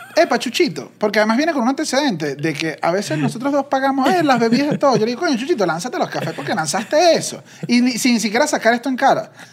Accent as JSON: {"language": "Spanish", "country": "Venezuela", "moved": "yes", "lives_now": "Mexico", "said": "Nosotros como venezolanos"}